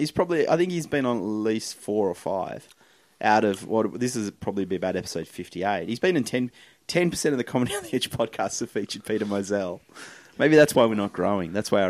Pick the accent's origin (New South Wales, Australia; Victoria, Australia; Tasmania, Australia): Tasmania, Australia; now in Sydney, Australia; I'm from Tasmania.